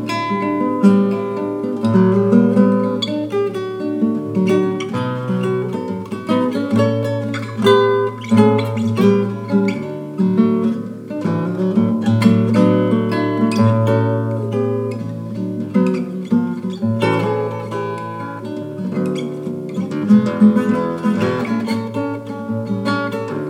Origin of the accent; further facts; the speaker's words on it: Hawaii, United States; For us Hawaiians